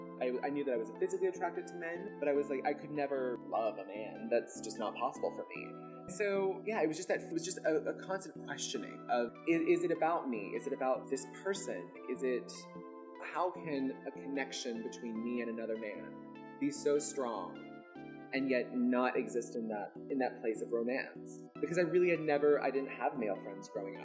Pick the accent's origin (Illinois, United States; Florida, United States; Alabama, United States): Alabama, United States; Birmingham; growing up in Birmingham, Alabama. I was adopted by a white family and raised by them.